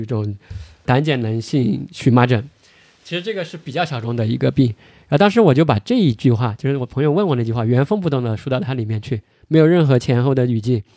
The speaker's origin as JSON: {"language": "Chinese", "country": "China", "said": "我们中国人的这种习惯"}